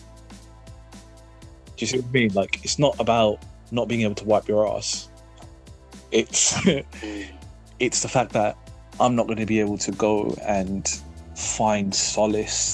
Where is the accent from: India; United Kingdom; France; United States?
United Kingdom; we're British, we're an island race